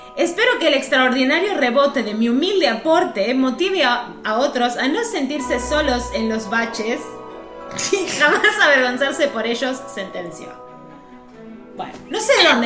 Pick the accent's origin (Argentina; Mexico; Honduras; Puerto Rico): Argentina; Bell Ville, Córdoba; moved away; mi pueblo originario, el Belville